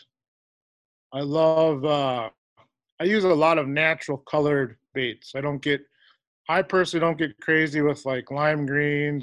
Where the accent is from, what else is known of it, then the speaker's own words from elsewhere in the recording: Fridley, Minnesota, United States; also born or lived in St. Croix Falls, Wisconsin; now in Chetek, United States; I grew up in Fridley, Minnesota, which would be a kind of north suburb